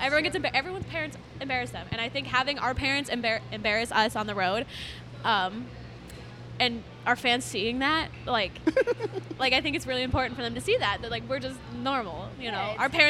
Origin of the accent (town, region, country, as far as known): Arizona, United States